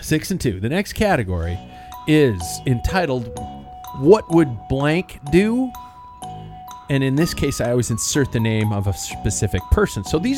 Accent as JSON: {"language": "English", "country": "United States", "said": "because I'm an American."}